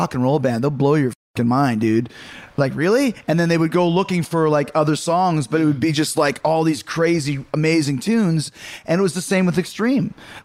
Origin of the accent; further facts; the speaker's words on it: Winnipeg, Manitoba, Canada; I'm from Winnipeg.